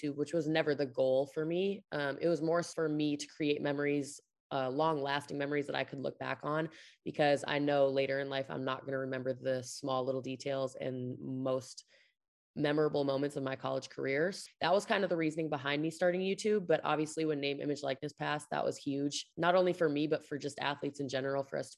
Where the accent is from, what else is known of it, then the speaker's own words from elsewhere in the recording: De Pere, Wisconsin, United States; moved away as an adult; also born or lived in Pullman, Washington; now in Kansas City, United States; I grew up in a small town in Wisconsin called De Pere, Wisconsin